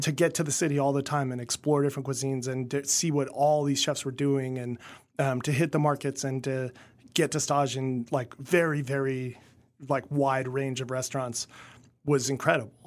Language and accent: English; Kansas, United States; growing up in Kansas as a kid